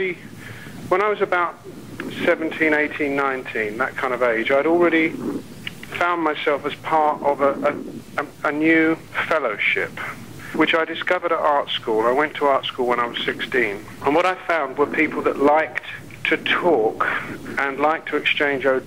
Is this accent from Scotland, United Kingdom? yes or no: no; London, United Kingdom; I was a kid from West London